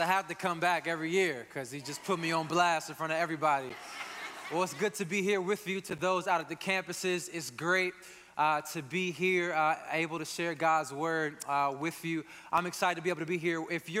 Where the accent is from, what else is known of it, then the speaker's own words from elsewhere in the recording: Northeast, United States; being from and growing up in the Northeast